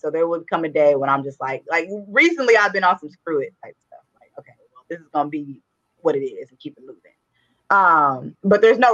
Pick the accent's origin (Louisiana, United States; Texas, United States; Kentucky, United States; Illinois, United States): Texas, United States; Dallas; also born or lived in Houston, Texas / Virginia; born and raised in Dallas, Texas. Went to high school and elementary school in Oak Cliff